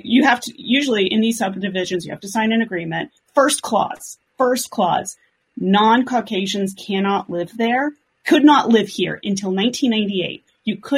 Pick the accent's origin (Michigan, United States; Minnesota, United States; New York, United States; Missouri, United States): Missouri, United States; outside of St. Louis, Greene County; growing up outside of St. Louis